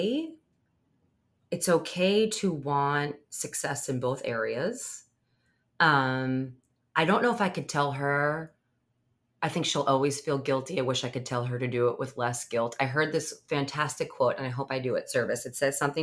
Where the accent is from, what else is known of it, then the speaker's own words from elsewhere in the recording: Long Island, New York, United States; I grew up on Long Island